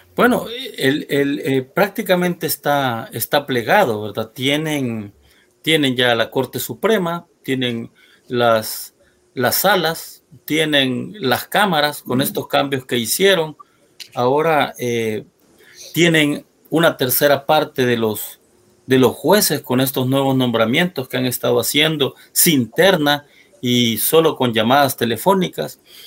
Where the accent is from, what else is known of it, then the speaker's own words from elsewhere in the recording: El Salvador; pueblo salvadoreño